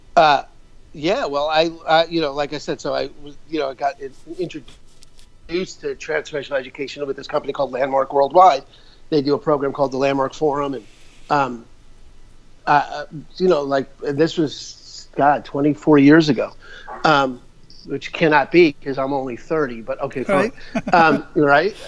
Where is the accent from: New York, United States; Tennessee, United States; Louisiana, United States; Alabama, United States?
New York, United States; moved away as an adult; also born or lived in Albuquerque, New Mexico / Phoenix / Seattle; I'm originally from New York, so my life's story is I'm a, you know, grew up in New York